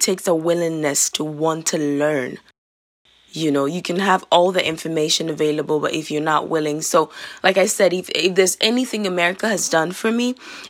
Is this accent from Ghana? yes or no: yes; Ghana; now in United States; I was born in Ghana. I was practically raised there. And I live here now.